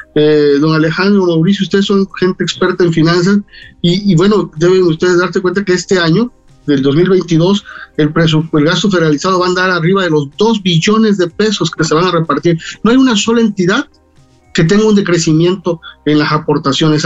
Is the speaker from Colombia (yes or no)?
no; Tabasco, Mexico; Vengo de Tabasco